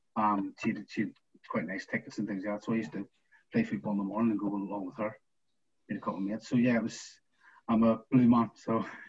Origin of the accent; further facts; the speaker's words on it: Belfast, Northern Ireland, United Kingdom; moved away; I'm from East Belfast, where the Glens are